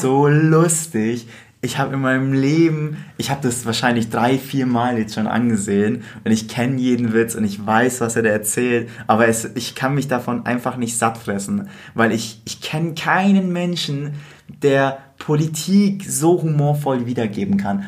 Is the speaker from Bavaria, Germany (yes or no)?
yes; Bavaria, Germany; now in Berlin, Germany; wir eigentlich beide aus Bayern kommen und als Berlin ausgeben